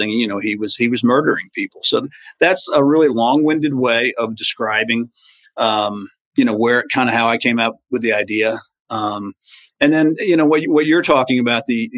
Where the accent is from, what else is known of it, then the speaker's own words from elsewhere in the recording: Edgewood, Maryland, United States; I grew up in a place called Edgewood in Maryland